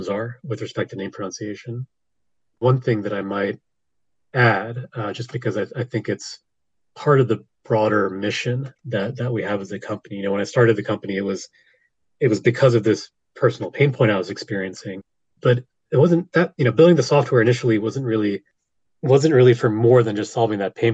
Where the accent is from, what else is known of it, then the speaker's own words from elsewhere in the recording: United States; I'm an American. I don't really speak other languages.